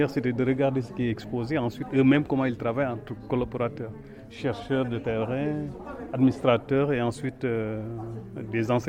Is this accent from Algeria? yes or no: yes; Algeria; now in Lyon, France; je viens d'Algérie, j'ai été enseignant de FLE au secondaire